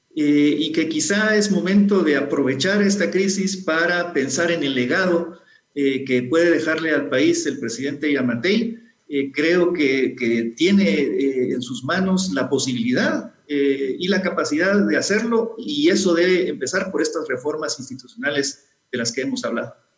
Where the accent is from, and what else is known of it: Guatemala